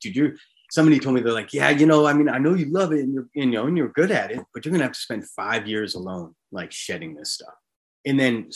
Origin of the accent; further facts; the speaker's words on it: Hampton Beach, New Hampshire, United States; I grew up on Hampton Beach, New Hampshire.